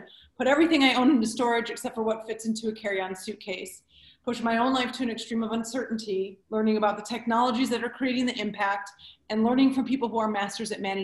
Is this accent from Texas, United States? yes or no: no; Detroit, Michigan, United States; I was born and raised in Detroit